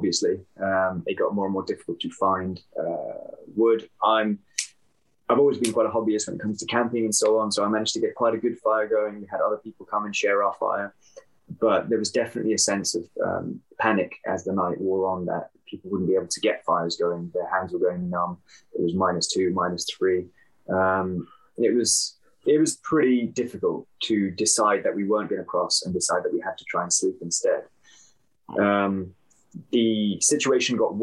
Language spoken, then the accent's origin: English; United Kingdom; I'm British Pakistani